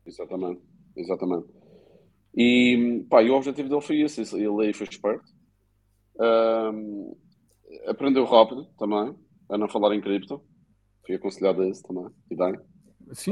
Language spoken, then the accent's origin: Portuguese; Madeira, Portugal; como madeirenses